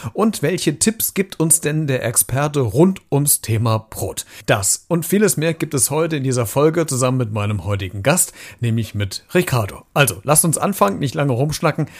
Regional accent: Germany; wir Deutsche

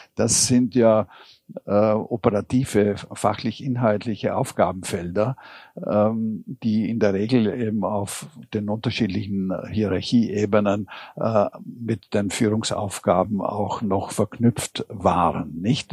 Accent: Vienna, Austria; sagt man bei uns in Wien

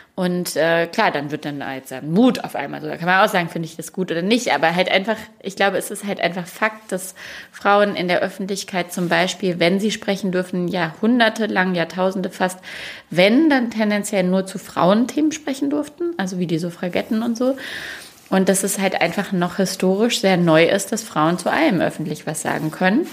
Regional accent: Duisburg, North Rhine-Westphalia, Germany; moved away; ich bin in Duisburg groß geworden

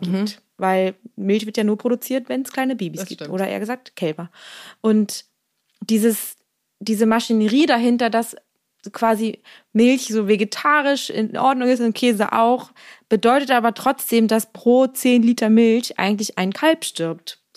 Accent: Mecklenburg-Vorpommern, Germany; moved away; in meiner Heimat, also in Mecklenburg-Vorpommern

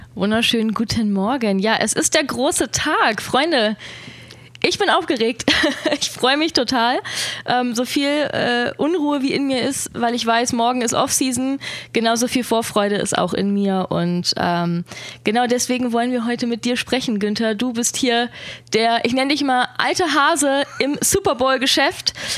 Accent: Germany; wir sind aus Deutschland

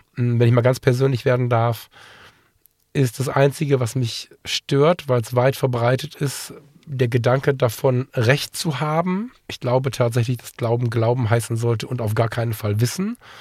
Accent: Ratingen, North Rhine-Westphalia, Germany; einer freien evangelischen Gemeinde bei uns in Ratingen. Das ist eine Gemeinde, der ich seit der Kindheit verbunden bin

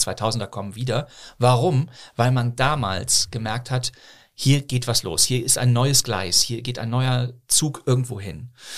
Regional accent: Bonn, North Rhine-Westphalia, Germany; also born or lived in Bochum / Berlin; now in Cologne, Germany; Ich bin ja in, zwar in Bochum geboren, aber bin dann in Bonn aufgewachsen

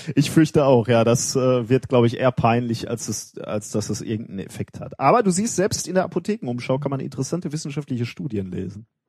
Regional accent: Gelsenkirchen, North Rhine-Westphalia, Germany; in meiner Heimatstadt

